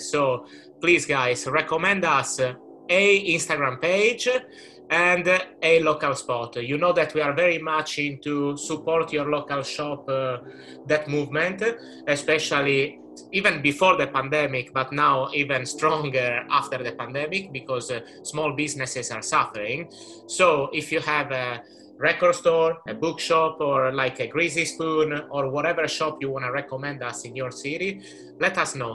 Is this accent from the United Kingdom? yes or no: no; Sardinia, Italy; I am from Sardinia, um, which is a beautiful island, Italian island in the middle of the Mediterranean Sea